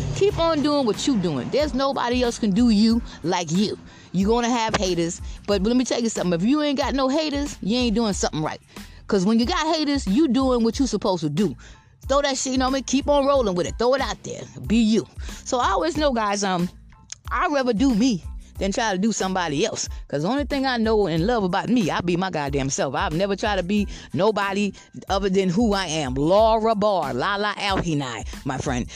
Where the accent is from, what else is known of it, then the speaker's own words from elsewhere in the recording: Georgetown, South Carolina, United States; moved away as an adult; also born or lived in Richland County, South Carolina; now in Lexington County, United States; I'm originally from Georgetown, South Carolina